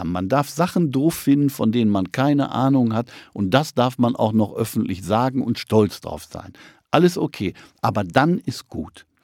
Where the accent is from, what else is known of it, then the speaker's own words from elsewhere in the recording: North Rhine-Westphalia, Germany; moved away; also born or lived in East Frisia; Ich komme aus Nordrhein-Westfalen